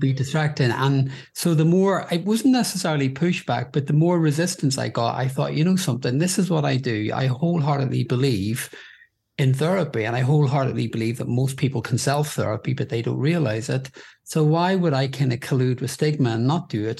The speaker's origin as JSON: {"language": "English", "town": "Belfast", "region": "Northern Ireland", "country": "United Kingdom", "tie": "born or raised there", "moved": "yes", "lives_now": "London, United Kingdom", "said": "I grew up in Belfast in Northern Ireland during a period known as the Trouble"}